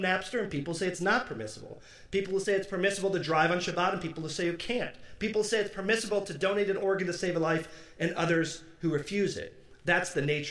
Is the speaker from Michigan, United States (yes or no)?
yes; Detroit, Michigan, United States; where I grew up in Detroit